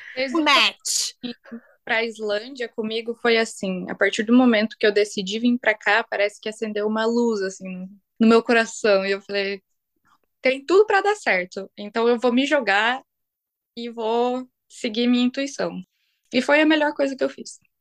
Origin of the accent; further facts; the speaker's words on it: Brazil; moved away as an adult; now in Iceland; eu sou brasileira